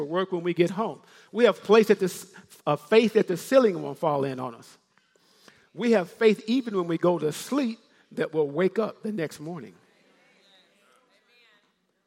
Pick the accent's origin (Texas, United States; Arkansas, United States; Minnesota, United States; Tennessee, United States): Tennessee, United States; Memphis; I'm from Memphis, Tennessee. I can say ain't